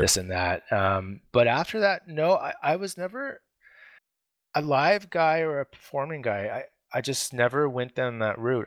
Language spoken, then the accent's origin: English; Vancouver, British Columbia, Canada; I grew up in, in, um, Vancouver. I've been a Vancouver boy my whole life